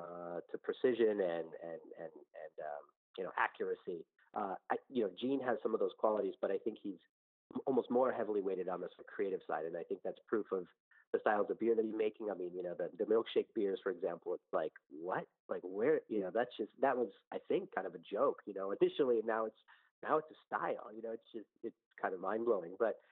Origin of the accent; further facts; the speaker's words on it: Philadelphia, Pennsylvania, United States; mentioning that I was from Philadelphia